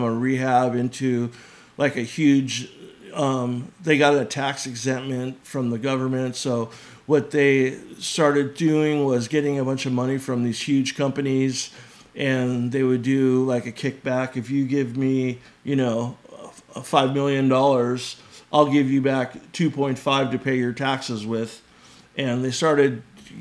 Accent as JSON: {"language": "English", "town": "Santa Monica", "region": "California", "country": "United States", "tie": "born or raised there", "said": "I was born in Santa Monica."}